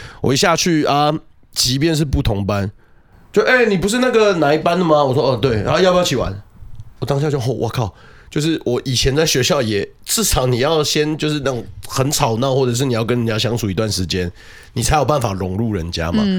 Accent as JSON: {"language": "Chinese", "town": "Yingge", "region": "New Taipei", "country": "Taiwan", "tie": "born or raised there", "said": "后续我们到了到了莺歌，就是我的老家那边的时候"}